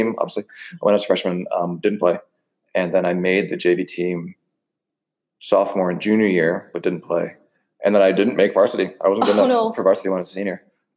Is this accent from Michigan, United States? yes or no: no; Wilton, Connecticut, United States; moved away; I grew up in Southwest Connecticut. I'm in Wilton, Connecticut